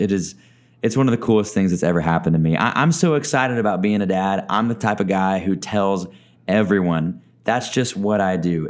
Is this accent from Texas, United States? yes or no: yes; Texas, United States; also born or lived in Oklahoma / Arkansas; now in Tucson, United States; I grew up in Texas, lived in Oklahoma for a little bit of my life as well